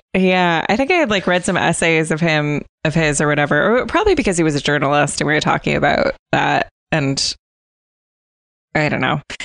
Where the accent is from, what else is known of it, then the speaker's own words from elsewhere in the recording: United States; I'm American